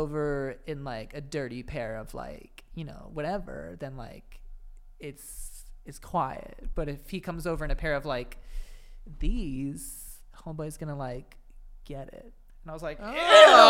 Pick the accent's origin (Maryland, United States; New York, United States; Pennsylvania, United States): New York, United States; I'm a New Yorker.